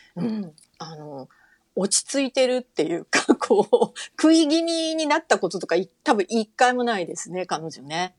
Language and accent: Japanese; Fukuoka, Japan; moved away; 福岡の生まれ